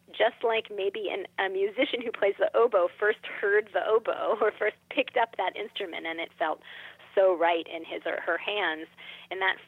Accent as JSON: {"language": "English", "town": "Philadelphia", "region": "Pennsylvania", "country": "United States", "tie": "born or raised there", "said": "I grew up in Philadelphia, which is obviously an urban environment, but there's real healthy amount of natural spaces and natural wilds here in Philadelphia, too"}